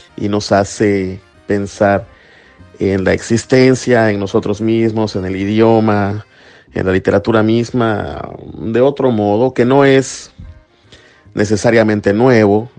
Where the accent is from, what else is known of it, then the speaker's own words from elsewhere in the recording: Mexico; now in United States; Yo soy un poeta mexicano, soy un poeta latinoamericano, un poeta en lengua española que vive en Estados Unidos